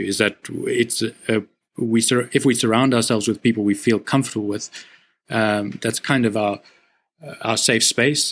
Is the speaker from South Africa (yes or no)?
yes; South Africa; as a South African, like a white male South African, I've grown up like I was born on the right side of a seriously unfair society